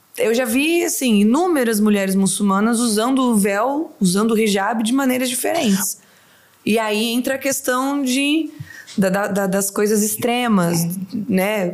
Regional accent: Itanabi, São Paulo, Brazil; moved away as an adult; also born or lived in São José do Rio Preto; now in Doha, Qatar; Eu sou de Itanabi.

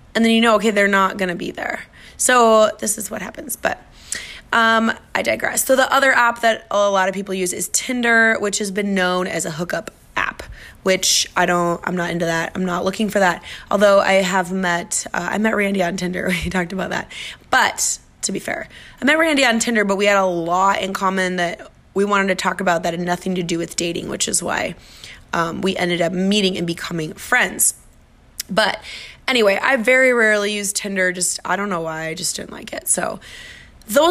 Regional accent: Minnesota, United States; now in Miami, United States; I'm from Minnesota

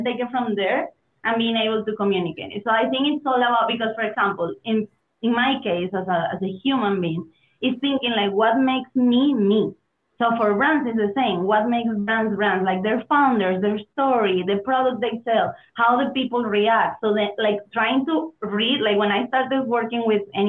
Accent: Venezuela; English is a second language; moved away as an adult; also born or lived in Germany / Mexico / Spain / United States; I'm originally from Venezuela

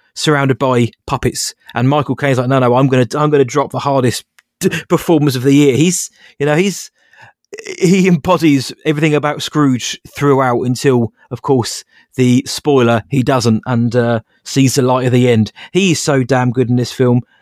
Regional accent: near Bracknell, South East England, United Kingdom; a place called Bracknell about, Bracknell about half an hour away, 'cause we didn't have a theatre in my hometown, which we do now.

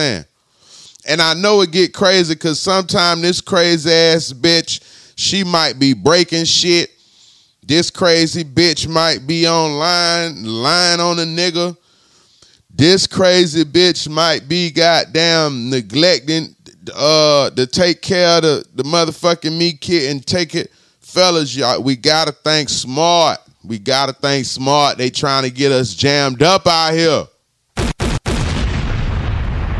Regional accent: Florida, United States; In Florida, I'm from Florida

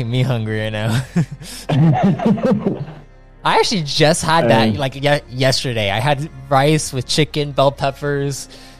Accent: California, United States; I'm Californian.

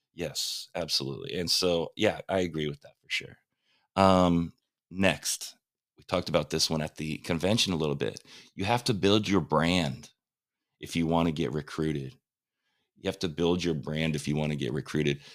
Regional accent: Huntington Beach, California, United States; I'm from Huntington Beach

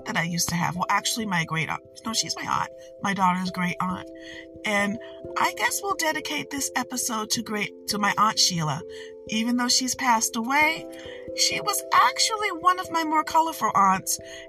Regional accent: Detroit, Michigan, United States; when I was growing up, and I grew up in Detroit, we had a house

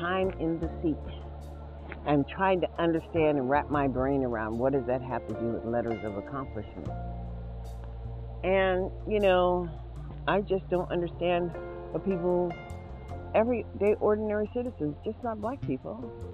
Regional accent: United States

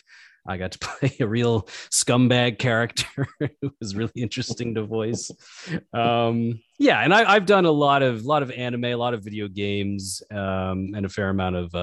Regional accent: Arkansas, United States; moved away as an adult; now in Los Angeles, United States; I'm originally from Arkansas, but I've been out in LA for, geez, I think going on 13 years now.

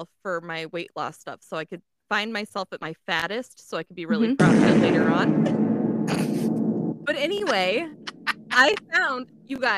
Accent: Midwest, United States; accent: Midwestern; I'm stifling my Midwestern accent

